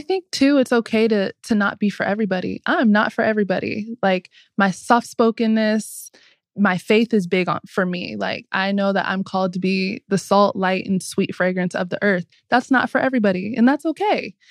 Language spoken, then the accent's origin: English; Southern California, United States; moved away as an adult; also born or lived in Atlanta; growing up in Southern California